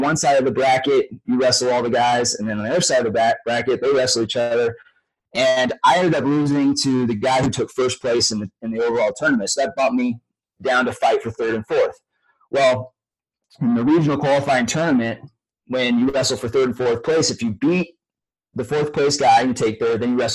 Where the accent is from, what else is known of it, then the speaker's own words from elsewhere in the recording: Northern California, United States; I grew up in Northern California hunting bears with my dad